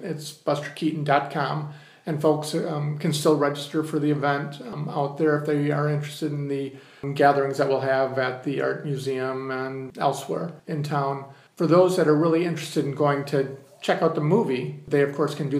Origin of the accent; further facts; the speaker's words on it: Muskegon, Michigan, United States; I'm one, blessed with the fact that they come to my hometown.